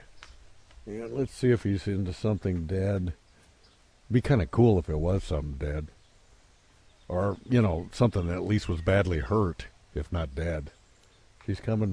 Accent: Bend, Oregon, United States; I'm from Bend, Oregon, and I am in the Bend High School Hall of Fame

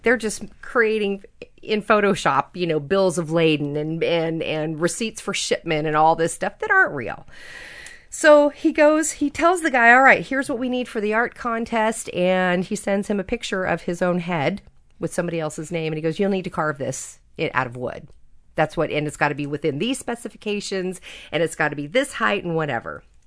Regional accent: Napa Valley, California, United States; I grew up in the Napa Valley when I was a little

